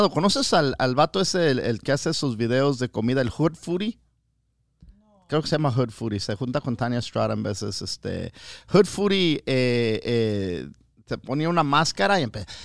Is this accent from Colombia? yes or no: no; Mexico; Para que vean que sí soy mexicano, cabrones.